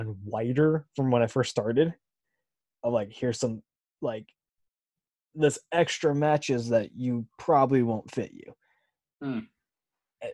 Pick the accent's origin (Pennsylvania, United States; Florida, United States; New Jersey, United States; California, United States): California, United States; Southern; I'm from SoCal